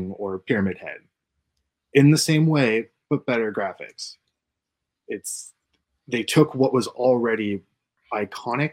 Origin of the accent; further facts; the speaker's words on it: Pennsylvania, United States; I was born in Pennsylvania with a coal breaker, like abandoned one, was behind my house